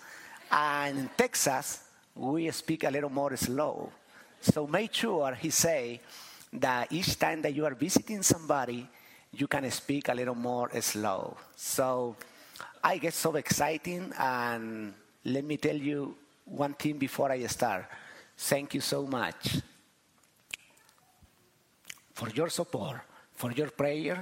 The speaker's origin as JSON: {"language": "English", "country": "Chile", "said": "I am from Chile"}